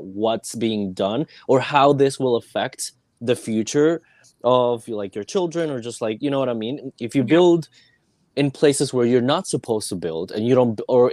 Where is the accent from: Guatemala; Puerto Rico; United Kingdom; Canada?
Puerto Rico; Carolina; English is a second language; moved away; In my hometown